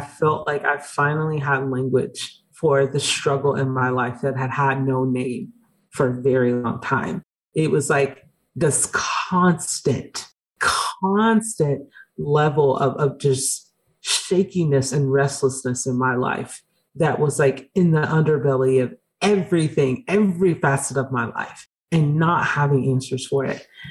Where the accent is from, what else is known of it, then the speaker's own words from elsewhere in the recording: Georgia, United States; I grew up in Georgia